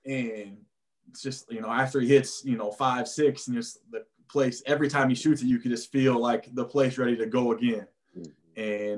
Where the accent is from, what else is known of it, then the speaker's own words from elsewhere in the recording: Huntington, Indiana, United States; Yeah, so I grew up in Huntington.